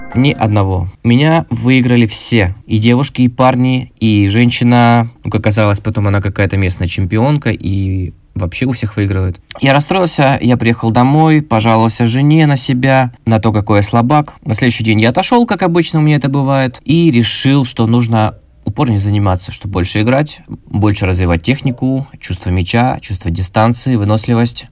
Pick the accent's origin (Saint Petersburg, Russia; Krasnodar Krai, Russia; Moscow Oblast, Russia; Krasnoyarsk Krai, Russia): Krasnodar Krai, Russia; Krasnodar; мне 29, я из Краснодара